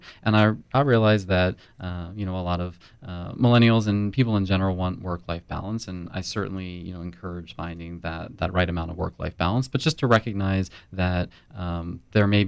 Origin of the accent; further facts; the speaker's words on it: Philadelphia, Pennsylvania, United States; also born or lived in New York; now in Tampa, United States; I am originally from Philly